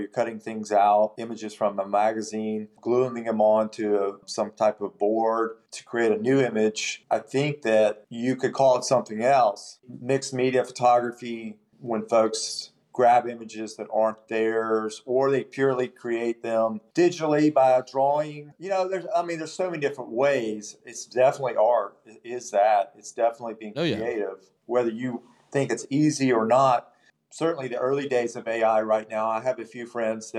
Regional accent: Spartanburg, South Carolina, United States; I'm from Spartanburg, and so I've known a lot of folks in town. I've grown up with a lot of people

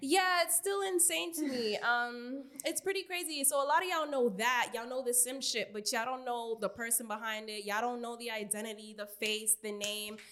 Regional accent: New York City, New York, United States; I'm from Queens, motherfucking New York, Southside Jamaica, Queens

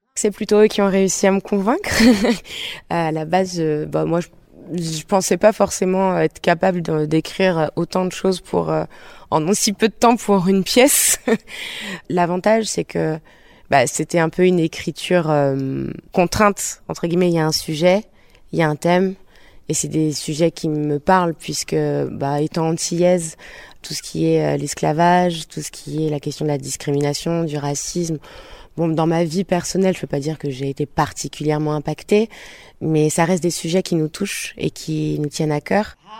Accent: Bordeaux, Nouvelle-Aquitaine, France; Je viens de Bordeaux

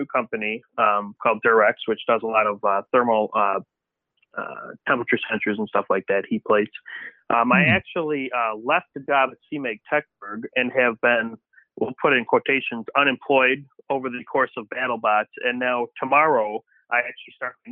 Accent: Antioch, Illinois, United States; I did grow up Antioch, Illinois, like right over the border in Wisconsin, in Trevor's parents' farm

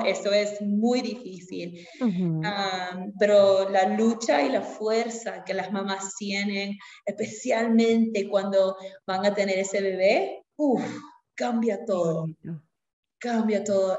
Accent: Lima, Peru; moved away as an adult; now in United States; yo originalmente soy de Lima, Perú. Nací en Lima, crecí en Lima

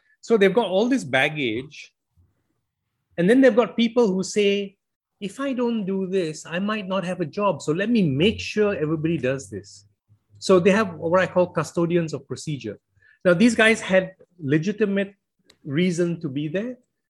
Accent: Malaysia; now in United Kingdom; I came from Malaysia where if you don't work, you don't earn, the state doesn't support you.

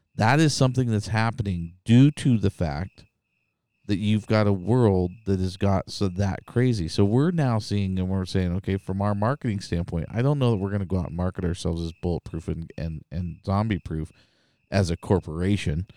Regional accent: Idaho, United States; I'm from Idaho

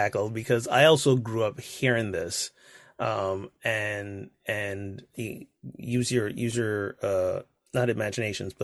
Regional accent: Barbados; I grew up in Barbados, which is like, I don't know, 97% black.

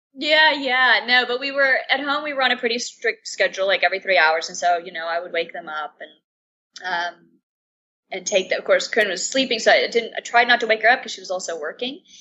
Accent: Atlanta, Georgia, United States; moved away as an adult; now in Amsterdam, Netherlands; I am originally from Atlanta. Um, my mom is Cuban. My dad's American. So I grew up in a bicultural family.

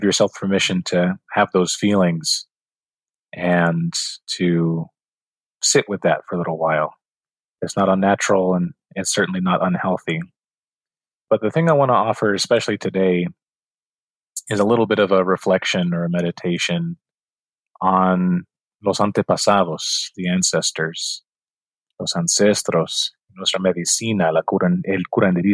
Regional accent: New Mexico, United States; now in Phoenix, United States; I grew up in New Mexico with my grandparents and my parents

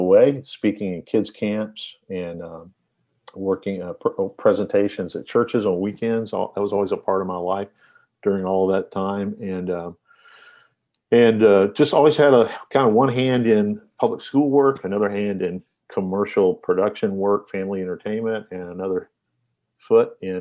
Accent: Nashville, Tennessee, United States; I grew up in Nashville, Tennessee, and I live here currently

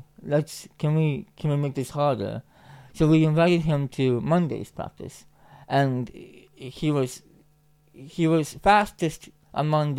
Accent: Finland; being Finnish

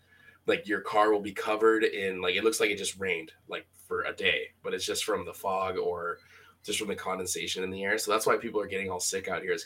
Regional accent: Hawaii, United States; moved away; I'm from Hawaii.

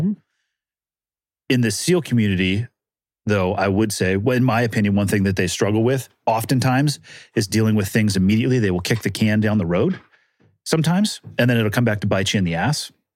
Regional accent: California, United States; I'm from California, born and raised

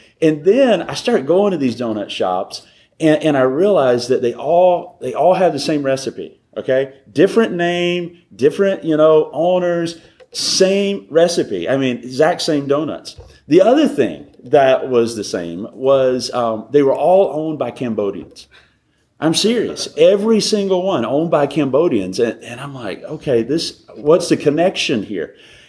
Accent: Alabama, United States; also born or lived in North Carolina; now in Southern California, United States; So, grew up in Alabama, lived in North Carolina, been in California, Sandy said, for 7 years.

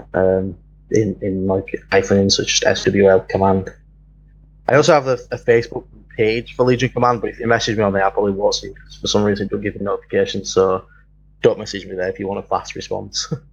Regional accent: London, United Kingdom; now in Leeds, United Kingdom; I'm actually from London. I live at the other end of um, Britain, uh, over uh, of England. I live right up north in Leeds

